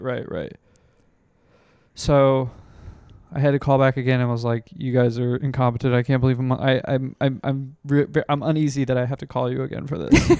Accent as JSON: {"language": "English", "region": "Illinois", "country": "United States", "tie": "born or raised there", "moved": "yes", "said": "my, my home state of Illinois"}